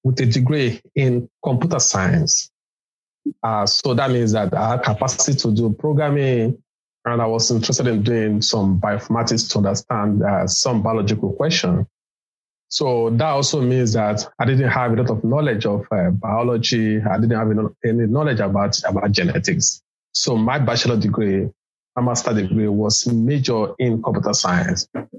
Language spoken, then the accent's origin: English; Lagos, Nigeria; I was born in Lagos in Nigeria